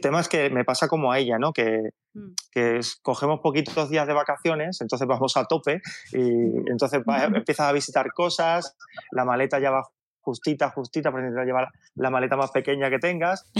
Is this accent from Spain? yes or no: yes; Seville, Andalusia, Spain; soy sevillano